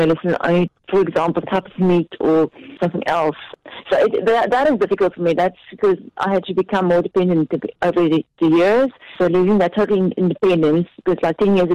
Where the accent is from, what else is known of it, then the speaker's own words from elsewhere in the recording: Cape Town, Western Cape, South Africa; I'm from Cape Town. Yeah, I've been brought up here